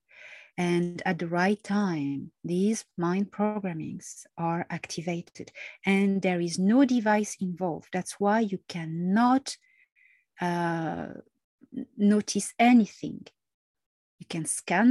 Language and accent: English; Marseille, Provence-Alpes-Côte d'Azur, France; I'm Mediterranean. I was born in Marseille